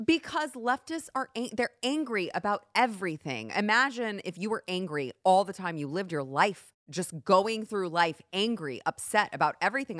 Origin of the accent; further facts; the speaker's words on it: Texas, United States; I am a native Texan, born and raised here